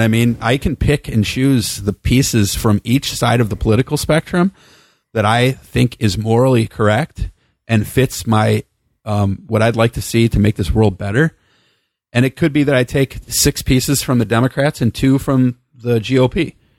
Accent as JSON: {"language": "English", "town": "South Holland", "region": "Illinois", "country": "United States", "tie": "born or raised there", "moved": "yes", "lives_now": "Bakersfield, United States", "said": "I was born in South Holland in nineteen seventy-four"}